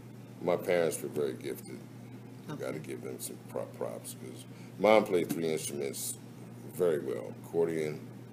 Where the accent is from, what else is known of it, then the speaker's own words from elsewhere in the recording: Philadelphia, Pennsylvania, United States; moved away; growing up in Philly